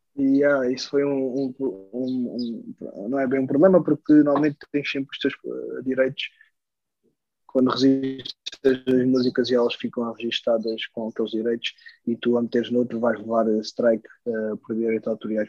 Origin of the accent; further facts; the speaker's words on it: Switzerland; é a Suíça, graças a Deus, é a minha, é a minha terra natal